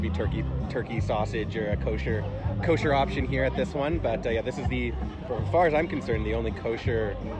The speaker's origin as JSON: {"language": "English", "town": "Calgary", "region": "Alberta", "country": "Canada", "tie": "born or raised there", "said": "I've been in Calgary for my whole life, for 30 years"}